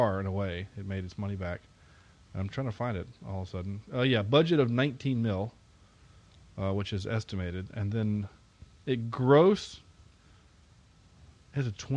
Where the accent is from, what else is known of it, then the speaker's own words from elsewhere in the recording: the South, United States; The three of us though did grow up in the South